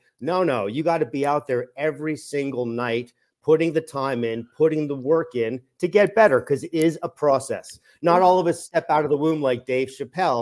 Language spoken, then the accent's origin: English; Toronto, Ontario, Canada; Toronto, Canada is my hometown, born, bred, and raised